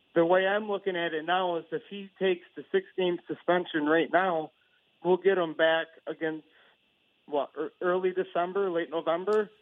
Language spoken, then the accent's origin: English; Rochester, New York, United States; I'm from Rochester, New York